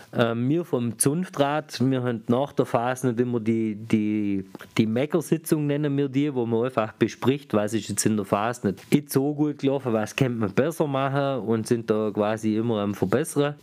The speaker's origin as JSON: {"language": "German", "town": "Aulendorf", "region": "Baden-Württemberg", "country": "Germany", "said": "bei uns in Ohlendorf"}